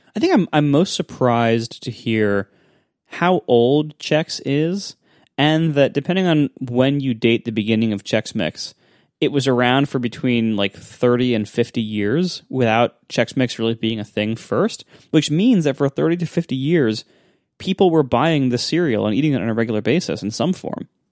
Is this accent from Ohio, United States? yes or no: yes; Ohio, United States; I grew up in Ohio